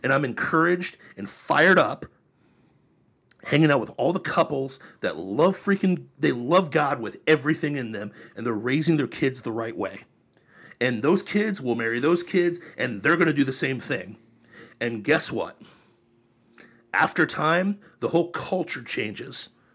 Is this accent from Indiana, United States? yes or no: no; Ohio, United States; also born or lived in California; now in Florida, United States; I grew up in Ohio